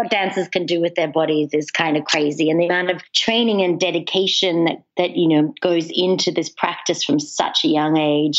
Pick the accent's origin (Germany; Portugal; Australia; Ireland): Australia; also born or lived in England; now in United States; So I was born in England. Okay. I grew up in Australia, and I've been living in the States now for 12 years.